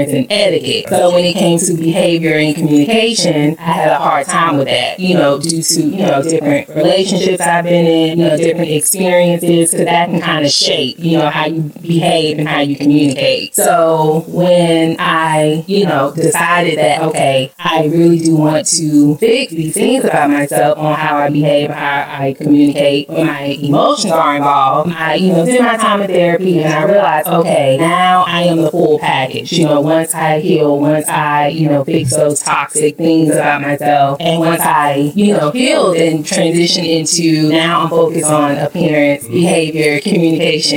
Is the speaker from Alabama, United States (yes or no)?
yes; Oxford, Alabama, United States; moved away as an adult; now in Atlanta, United States; I was born and raised in Oxford, Alabama